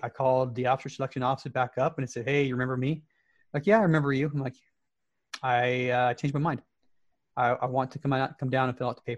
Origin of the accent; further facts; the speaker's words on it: Salt Lake City, Utah, United States; moved away as an adult; I was born and raised in the Salt Lake City area